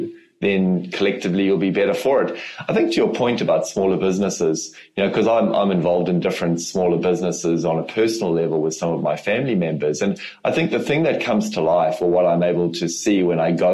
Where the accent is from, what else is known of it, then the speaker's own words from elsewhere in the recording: South Africa; accent: South African; also born or lived in Europe; now in New Zealand; I am from Africa originally, so I still obviously speak with a South African accent, but New Zealand is home